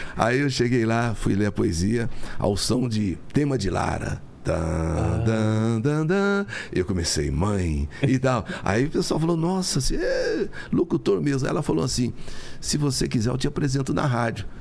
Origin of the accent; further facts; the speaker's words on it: Sertaneja, Paraná, Brazil; now in São Paulo, Brazil; Eu sou de Sertaneja, no Paraná